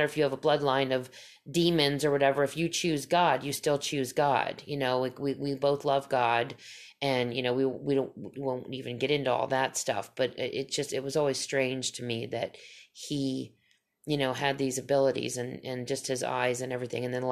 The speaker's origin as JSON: {"language": "English", "region": "Pennsylvania", "country": "United States", "tie": "born or raised there", "said": "I grew up in Pennsylvania"}